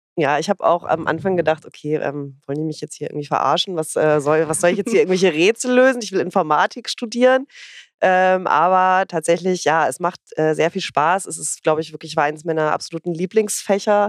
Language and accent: German; Northern Germany, Germany; ich komme ja aus dem Norden